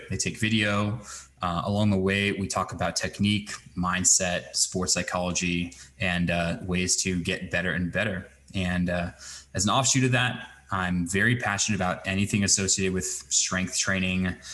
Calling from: Fort Collins, Colorado, United States; I'm joining you from Fort Collins, Colorado, nearly on the other side of the planet.

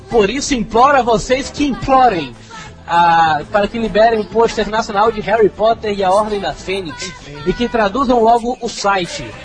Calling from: Pernambuco, Brazil; Olá, rapaduras … tenho 16 anos, sou pernambucano

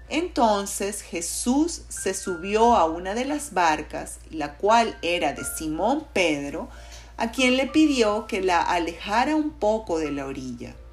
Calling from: Caracas, Capital District, Venezuela; les saludo cariñosamente desde la ciudad de de Caracas, Venezuela.

